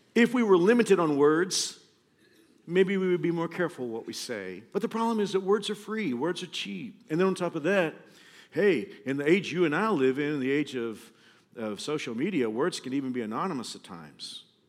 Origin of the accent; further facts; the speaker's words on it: Kansas, United States; we're all from Kansas